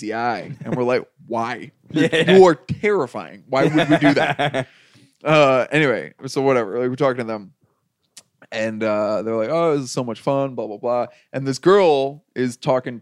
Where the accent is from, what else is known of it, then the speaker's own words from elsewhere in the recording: New Jersey, United States; I'm from New Jersey